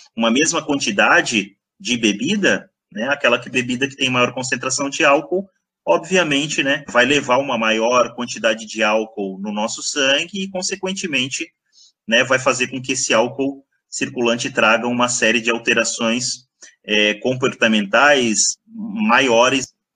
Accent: Blumenau, Santa Catarina, Brazil; moved away as an adult; also born or lived in Botucatu, São Paulo; sou natural de Blumenau.

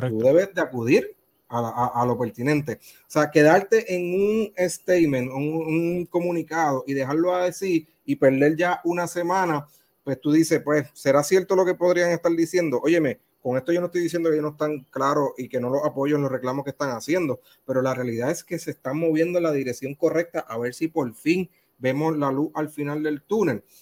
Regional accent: Puerto Rico

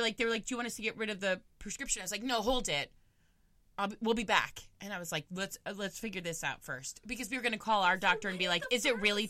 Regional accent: Florida, United States; We got two Floridians on the show today.

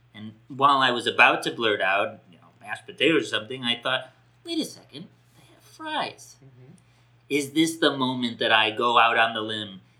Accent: the North, United States; moved away; I grew up in the North

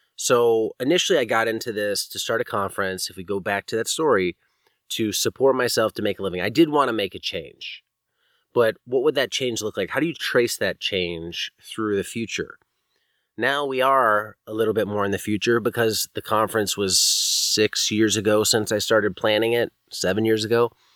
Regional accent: East Coast, United States; moved away as an adult; also born or lived in Virginia; now in California, United States; growing up on the East Coast, you know, this is the nineties and eighties when I grew up

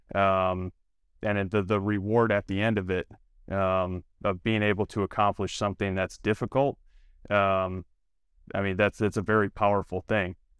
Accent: Toledo, Ohio, United States; born and raised in Toledo, Ohio

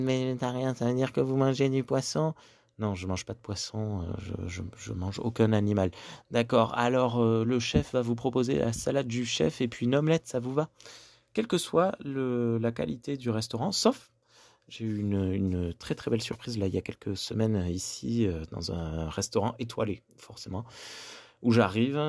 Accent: Gers, Occitania, France; chez nous, en France, et notamment dans le Gers

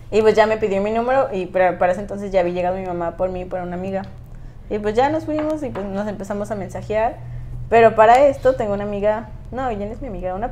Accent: Guadalajara, Jalisco, Mexico; Bueno, yo soy de Guadalajara y mis hermanas estaban estudiando en la universidad aquí hace unos años.

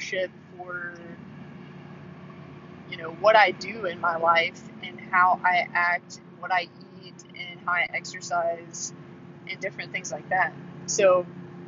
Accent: Midwest, United States; we're from the Midwest

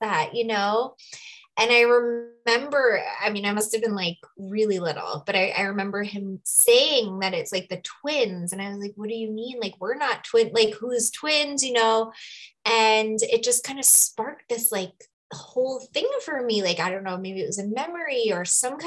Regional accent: New York, United States; moved away as an adult; now in Sedona, United States; I currently live in Sedona. I'll share a little bit about how I ended up here, but I'm from New York originally.

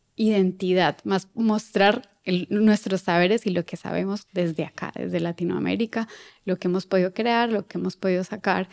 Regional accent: Colombia; moved away as an adult; now in Buenos Aires, Argentina

